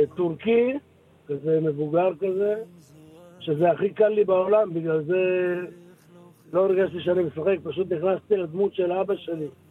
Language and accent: Hebrew; Yehud, Central District, Israel; moved away; אני עכשיו ביהוד, בעיר הולדתי